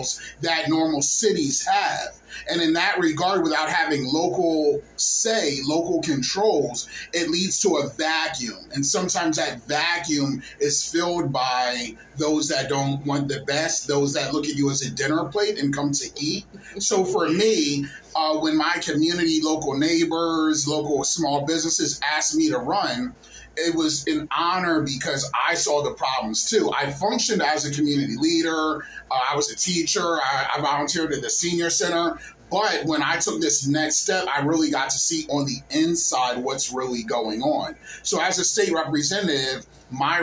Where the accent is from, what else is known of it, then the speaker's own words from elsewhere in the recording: Claymont, Delaware, United States; Born and raised in Claymont, Delaware, where I am honored to represent